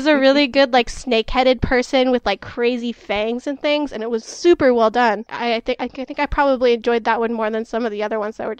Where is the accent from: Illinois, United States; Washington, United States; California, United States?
Washington, United States; Seattle; I'm from Seattle, so I am accustomed to rain and all of that kind of stuff